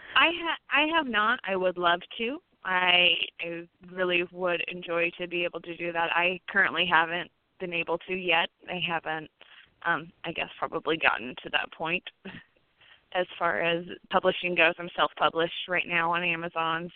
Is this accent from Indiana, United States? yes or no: yes; New Harmony, Indiana, United States; also born or lived in St. Louis, Missouri; now in Evansville, United States; I am from Posey County originally